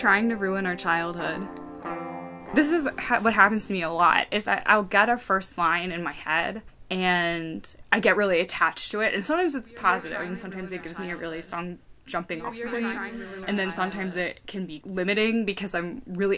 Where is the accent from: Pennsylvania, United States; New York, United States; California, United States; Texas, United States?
Pennsylvania, United States; Lititz; moved away; I'm from a small town, I'm from Lititz, Pennsylvania, which is a really small, kind of like postcardy town. And the house where I grew up